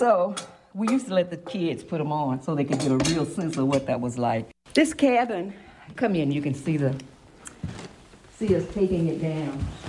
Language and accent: English; Philadelphia, Pennsylvania, United States; because I'm from Mill Creek, too.